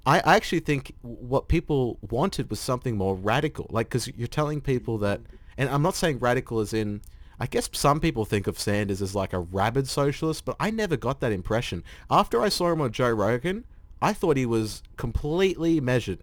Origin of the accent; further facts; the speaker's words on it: Australia; as an Australian